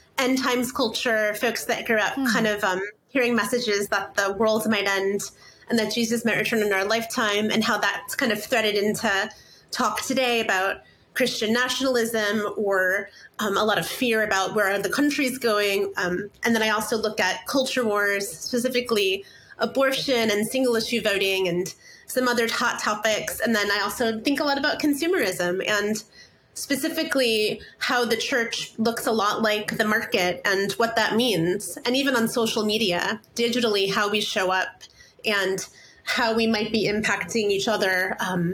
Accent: Indiana, United States; moved away as an adult; now in Seattle, United States; I'm a writer based in Seattle. I grew up in the Midwest in the States in Indiana and moved out about 18 years ago

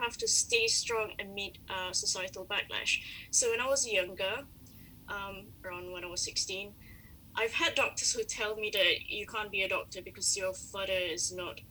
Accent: Malaysia; I am Malaysian.

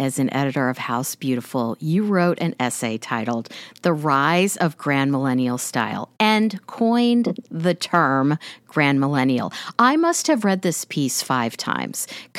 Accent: Kansas City, United States; growing up in Kansas City

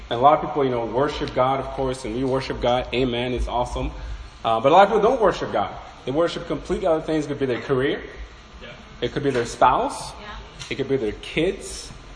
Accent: Norway; I'm from Norway

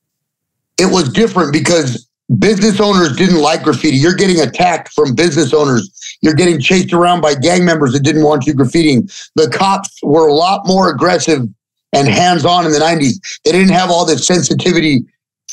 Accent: Los Angeles, California, United States; also born or lived in Mission Hills / Sun Valley; I grew up in like the north or the east part of the San Fernando Valley

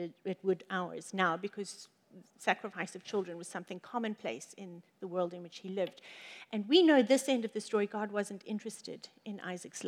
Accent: Johannesburg, Gauteng, South Africa; the city that we grew up in South Africa is 50% of the world's gold is from Johannesburg. And so we grew up around gold.

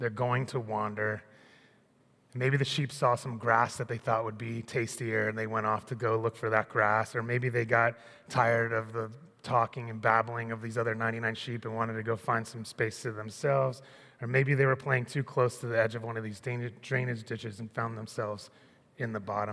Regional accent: Annapolis, Maryland, United States; When I was 12, I grew up in Annapolis.

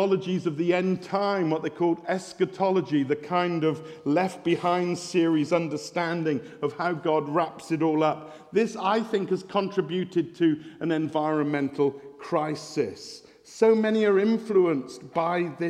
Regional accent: West Country, South West England, United Kingdom; I'm from the West Country, we say farmer

